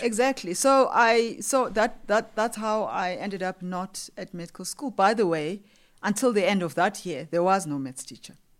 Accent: Umzimkulu, Eastern Cape, South Africa; also born or lived in KwaZulu-Natal; I grew up in the Eastern Cape, but actually I'm from KZN.

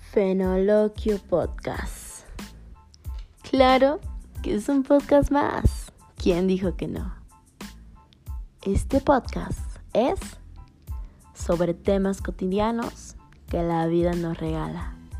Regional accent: Mexico; Yo soy de México

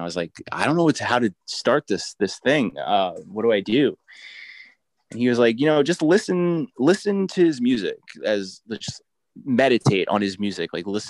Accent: New Jersey, United States; now in Brooklyn, United States; I'm from New Jersey, so I grew up eating lots of subs

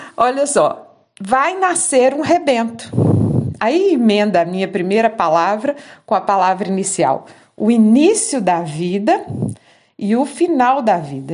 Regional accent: Minas Gerais, Brazil; Lá em Minas Gerais, né, na minha terrinha

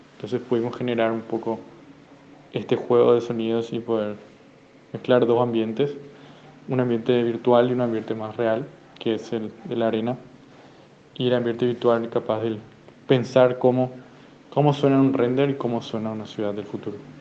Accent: Asunción, Paraguay; Estoy en Asunción ahora mismo, Asunción, Paraguay, de donde soy

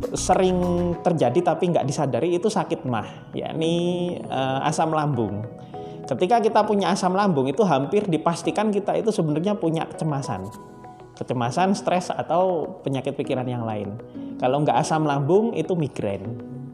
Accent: Surabaya, East Java, Indonesia; now in Solo, Indonesia; saya asli Surabaya

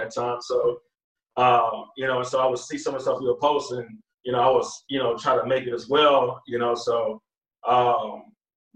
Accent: Pearland, Texas, United States; also born or lived in Houston, Texas; I'm from Houston, Texas. So I grew up in Pearland, Texas

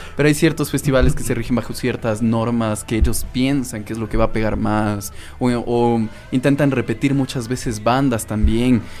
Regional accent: Tambillo, Pichincha, Ecuador; somos de Tambillo

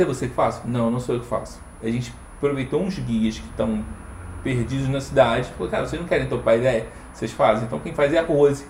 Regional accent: Rio de Janeiro, Brazil; now in Curitiba, Brazil; eu, eu sou carioca

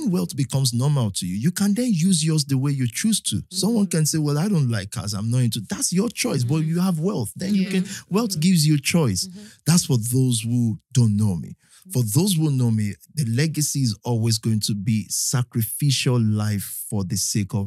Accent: Ibadan, Oyo, Nigeria; now in United Kingdom; I'm not from Ibadan, but I grew up there. I grew up there

